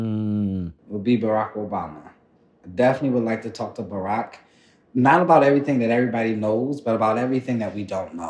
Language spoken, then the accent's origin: English; Philadelphia, Pennsylvania, United States; where we grew up at in North Philly